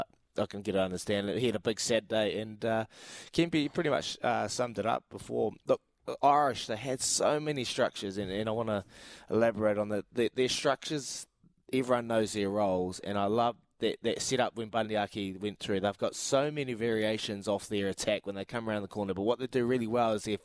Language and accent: English; New Zealand; we're kind of losing our number one asset as Kiwi players